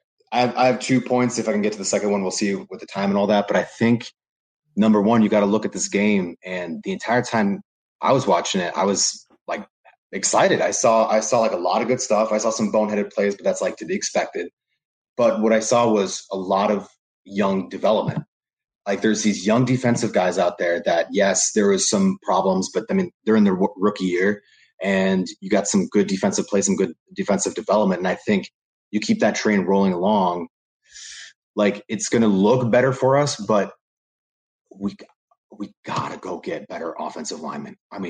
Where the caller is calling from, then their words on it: New Jersey, United States; I'm coming in from Seton Hall University out of New Jersey.